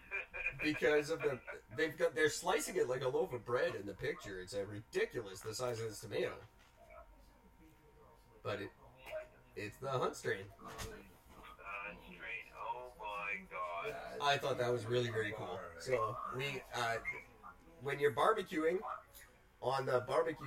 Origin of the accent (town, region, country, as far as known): Canada